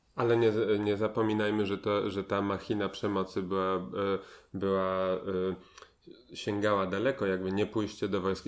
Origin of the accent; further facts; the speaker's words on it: Poland; moved away as an adult; wyjechałem, wyjechałem na długo z Polski